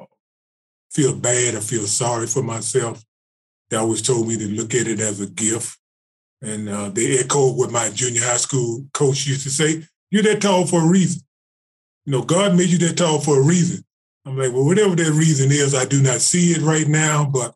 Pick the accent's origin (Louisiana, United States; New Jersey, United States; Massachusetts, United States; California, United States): Louisiana, United States; Shreveport; I'm in Louisiana now, back in my home state